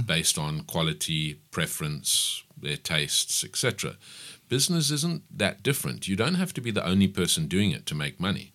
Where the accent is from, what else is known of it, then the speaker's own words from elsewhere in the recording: Pietermaritzburg, KwaZulu-Natal, South Africa; I grew up in Maritzburg. I attended school, varsity. I did everything in Maritzburg